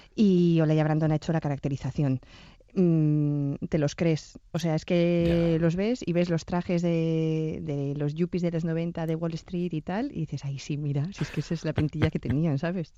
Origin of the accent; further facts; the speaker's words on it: Bilbao, Basque Country, Spain; somos de Bilbao